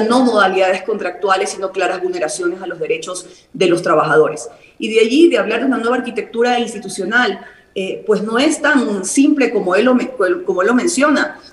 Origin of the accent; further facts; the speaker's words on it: Guayaquil, Guayas, Ecuador; mi ciudad natal, Guayaquil